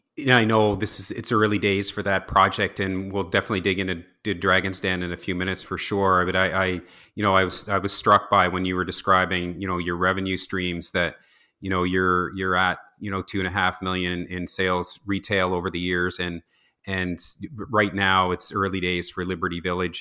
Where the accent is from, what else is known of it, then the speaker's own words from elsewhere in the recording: New Brunswick, Canada; also born or lived in Toronto; I was born and raised in Ross, Saint New Brunswick